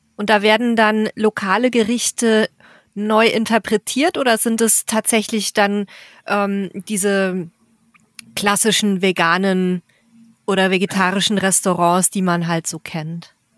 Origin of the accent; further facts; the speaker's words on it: Bavaria, Germany; ich komme ja aus Bayern